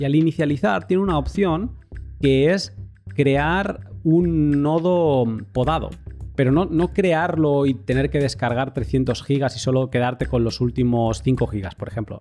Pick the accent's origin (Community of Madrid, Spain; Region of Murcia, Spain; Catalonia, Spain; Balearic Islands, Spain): Catalonia, Spain; yo que soy catalán